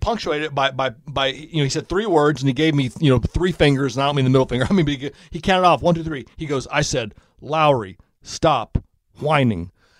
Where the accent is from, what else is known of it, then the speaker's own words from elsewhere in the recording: Indianapolis, Indiana, United States; And I said, I'm from Indianapolis.